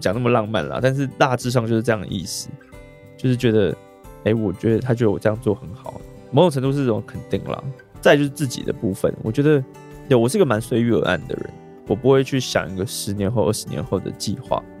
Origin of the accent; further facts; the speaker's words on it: Taichung, Taiwan; 对，那是刚好在我台中我的家乡，